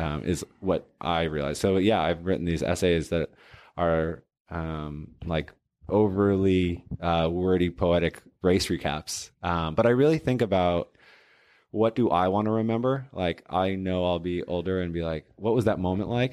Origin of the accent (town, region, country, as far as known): Portland, Oregon, United States; also born or lived in Boston, Massachusetts / Cambridge, Massachusetts